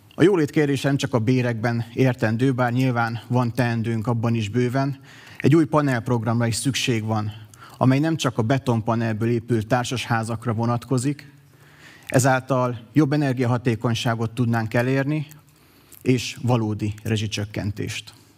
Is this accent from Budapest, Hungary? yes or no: no; Miskolc, Borsod-Abaúj-Zemplén, Hungary; Miskolcon születtem, itt is végeztem a tanulmányaimat